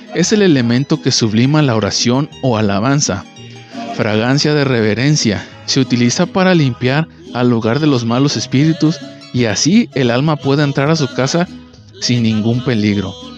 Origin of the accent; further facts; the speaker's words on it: Mexico; todos los que somos de México